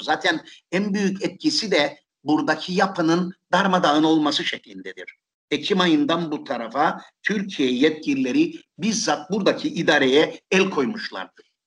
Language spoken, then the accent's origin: Turkish; Nicosia, Cyprus; Bir Lefkoşalı olarak, bir S P'den yıllarca belediye meclisi üyesi olarak çalıştım ben.